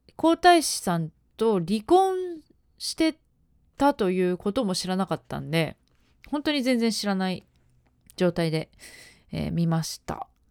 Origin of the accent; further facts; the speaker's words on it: Ena, Gifu, Japan; 私の出身地である岐阜県の、えー、恵那市というところ